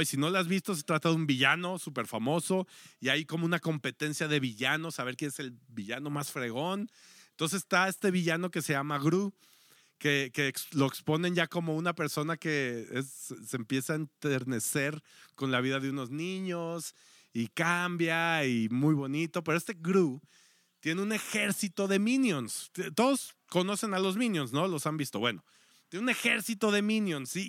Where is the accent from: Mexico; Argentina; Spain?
Mexico; como mexicanos o como latinos